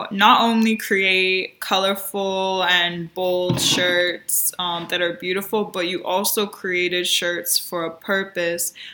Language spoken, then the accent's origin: English; New York City, New York, United States; I'm actually from the Bronx